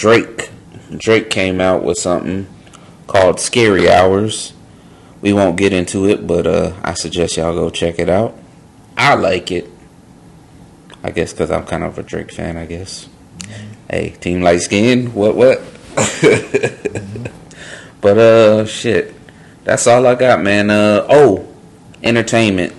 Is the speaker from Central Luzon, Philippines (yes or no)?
yes; Olongapo, Central Luzon, Philippines; I was born in Olongapo